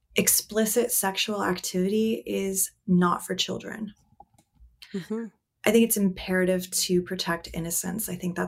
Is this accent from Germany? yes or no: yes; Germany; now in United States; I was born and raised in Germany. And so I consider myself half German.